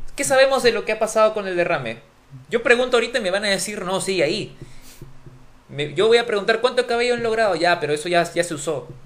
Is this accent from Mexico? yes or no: no; Peru; los peruanos somos chéveres